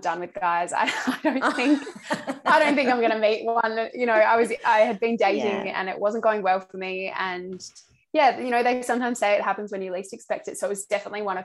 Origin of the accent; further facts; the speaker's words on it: Adelaide, South Australia, Australia; moved away as an adult; now in Melbourne, Australia; I'm originally from Adelaide, but I've lived in Melbourne now for coming up to 5 years